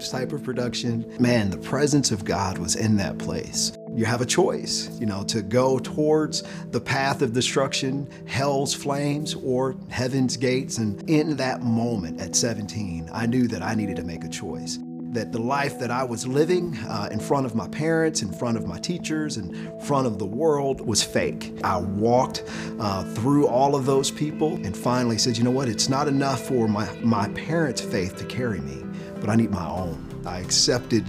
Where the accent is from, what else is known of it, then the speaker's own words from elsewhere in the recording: Detroit, Michigan, United States; I'm from inner city Detroit